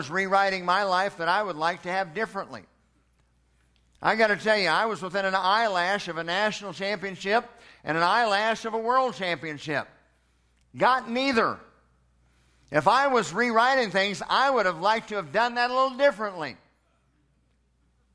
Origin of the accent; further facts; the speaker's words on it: Edmond, Oklahoma, United States; born in Edmond, Oklahoma in 1963